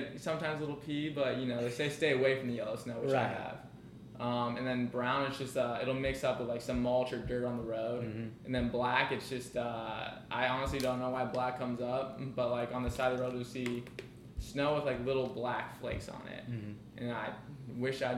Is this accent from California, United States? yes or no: no; Canton, Ohio, United States; moved away as an adult; now in Louisiana, United States; I grew up in Ohio my entire life